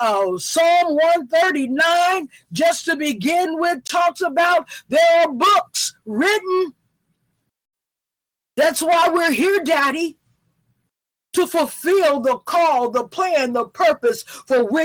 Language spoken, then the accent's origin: English; the South, United States; I'm from the South